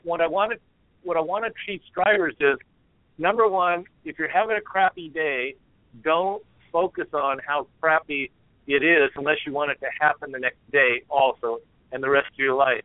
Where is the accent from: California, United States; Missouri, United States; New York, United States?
California, United States; moved away as an adult; also born or lived in Oregon; now in Portland, United States; I'm from California